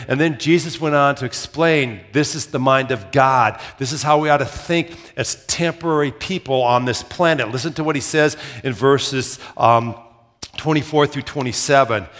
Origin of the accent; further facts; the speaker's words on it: Minnesota, United States; moved away as an adult; also born or lived in Southern Iowa; they thought I had an accent 'cause I was from Minnesota